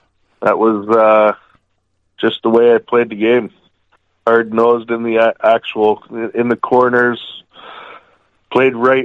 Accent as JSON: {"language": "English", "town": "Georgetown", "region": "Ontario", "country": "Canada", "tie": "born or raised there", "said": "I was pretty much born and raised in Georgetown, moved here when I was, I guess, 8, 1994, 9 years old"}